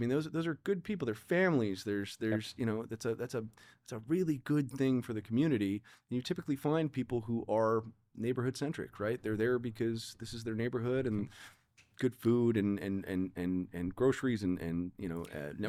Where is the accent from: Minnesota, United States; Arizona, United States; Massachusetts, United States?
Arizona, United States; Tucson; now in Chicago, United States; I'm not from Chicago. {S1} Okay. {S0} Right? I came here from Tucson, Arizona.